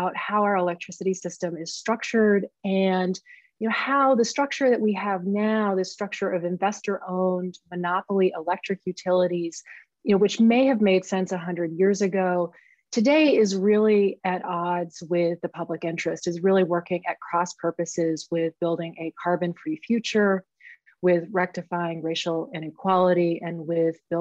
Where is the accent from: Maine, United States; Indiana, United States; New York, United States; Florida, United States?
Maine, United States; my home state of Maine